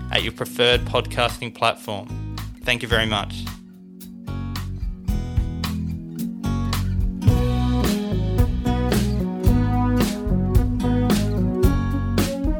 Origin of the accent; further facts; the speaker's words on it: Australia; I'm a musician from Australia